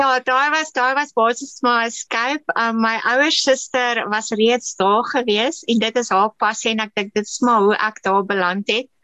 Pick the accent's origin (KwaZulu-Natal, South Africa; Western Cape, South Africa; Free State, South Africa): KwaZulu-Natal, South Africa; ek is in Natal gebore